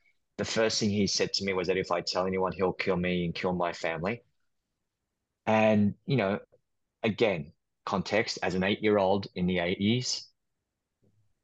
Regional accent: Queanbeyan, New South Wales, Australia; moved away as an adult; now in New York, United States; I'm Australian. I grew up in Australia. I now live in New York. I've been here for the past 15 years, but I grew up in a small town called Queanbeyan, and Queanbeyan is just outside of Canberra.

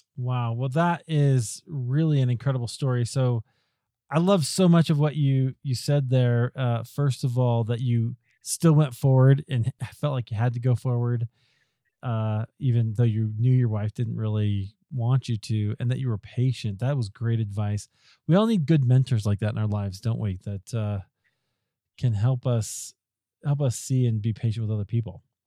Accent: Iowa, United States; I grew up in Iowa

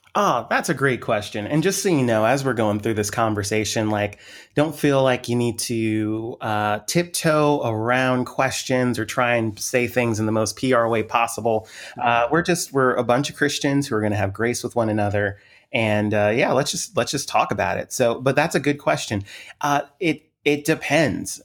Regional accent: Montgomery County, Maryland, United States; moved away; also born or lived in Lancaster, Pennsylvania; I grew up on the East Coast, grew up in Washington, the Washington D.C. area, specifically the county just outside of Washington, uh, Montgomery County, Maryland

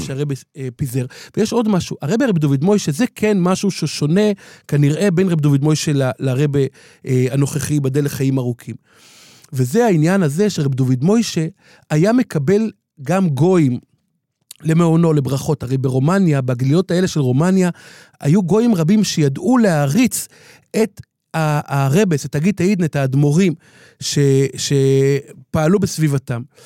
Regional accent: Jerusalem, Jerusalem District, Israel; בירושלים, כשהיינו ילדים, רחוב בר אילן

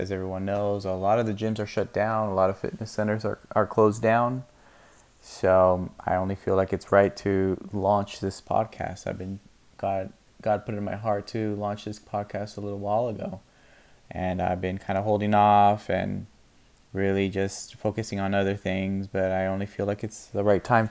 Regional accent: California, United States; moved away as an adult; now in Spokane, United States; I am originally born and raised in California. Lived there my whole life for about 35 years until recently moving out here to Spokane, Washington

